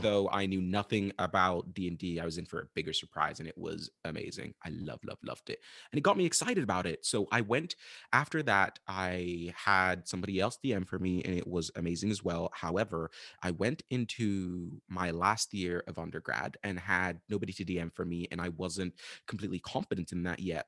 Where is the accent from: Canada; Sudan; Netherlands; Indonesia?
Sudan; moved away as an adult; also born or lived in United States; I am from Sudan, Northeast Africa, where I'm currently back again